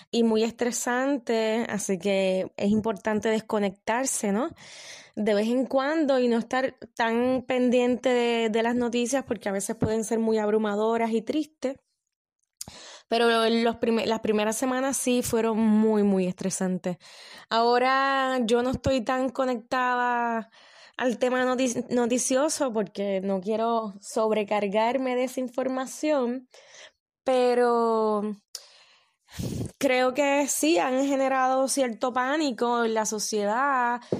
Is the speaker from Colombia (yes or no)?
no; Puerto Rico; yo pueda volver a mi país de origen. Lo de cerrar la frontera me parece que ahora mismo frente a la pandemia es necesario. A mí me gustaría que en Puerto Rico dejen de recibir turistas